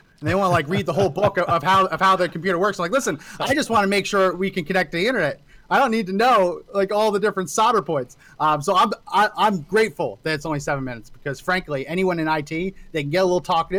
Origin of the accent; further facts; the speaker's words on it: New Jersey, United States; I grew up in New Jersey.